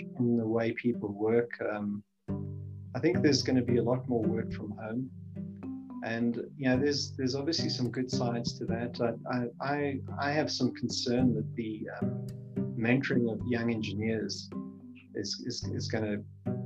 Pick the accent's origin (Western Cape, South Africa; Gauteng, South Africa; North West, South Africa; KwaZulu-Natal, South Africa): Gauteng, South Africa; Johannesburg; moved away; also born or lived in Namibia / Cape Town; I grew up in Southern Africa. I started my schooling in Namibia. It was called Southwest Africa at that time. And then my father was a exploration geologist for Rio Tinto